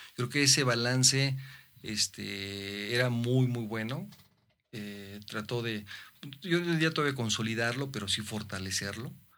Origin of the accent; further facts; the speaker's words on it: Mexico; como mexicano